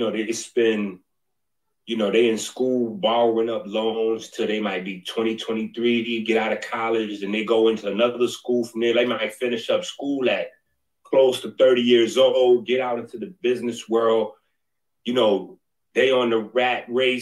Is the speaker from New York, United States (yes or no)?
yes; New York City, New York, United States; I'm from 158th Street in the Bronx